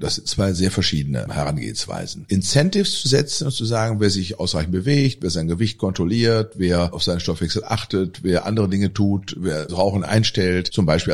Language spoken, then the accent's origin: German; Germany; bei uns in Deutschland